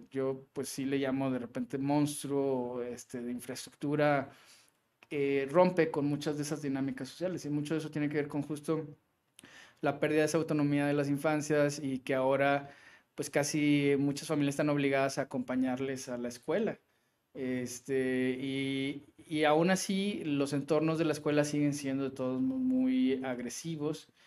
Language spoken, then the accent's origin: Spanish; Tepoztlán, Morelos, Mexico; born there; toda la familia de mi papá es de acá, de, de Monterrey, pero yo nací en Tepoztlán, Morelos